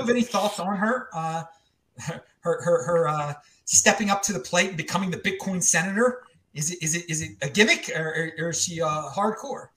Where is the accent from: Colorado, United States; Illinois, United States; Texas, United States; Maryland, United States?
Maryland, United States; Baltimore; moved away; I'm from Baltimore originally.